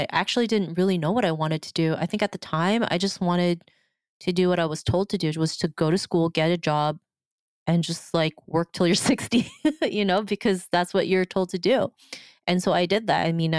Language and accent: English; Philippines; even though I am from the Philippines, I still didn't really know anybody.